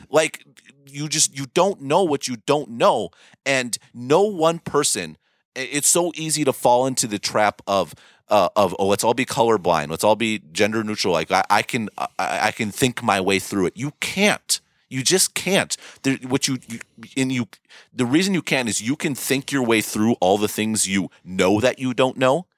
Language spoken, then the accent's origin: English; United States; an American who didn't live under the British Raj